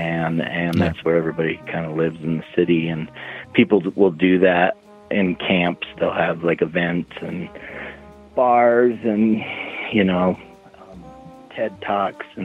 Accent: Nevada, United States; I'm from Nevada.

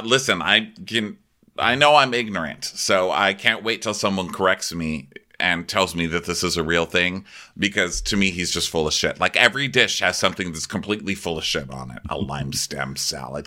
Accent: El Paso, Texas, United States; Welcome to my hometown

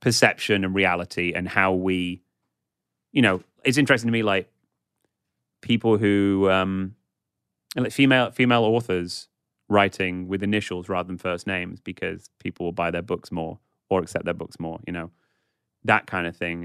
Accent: England, United Kingdom; a middle class white guy growing up in England

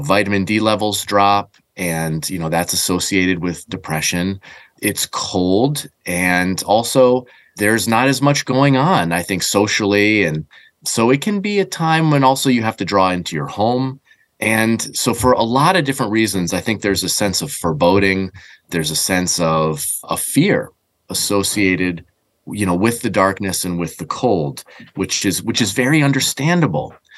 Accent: New England, United States; growing up in New England

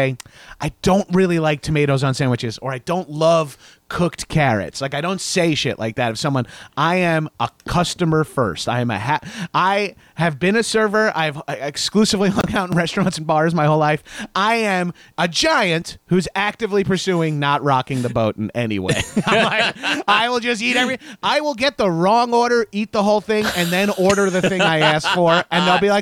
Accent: New York, United States; I'm from New York, so I grew up eating, like, deli sandwiches

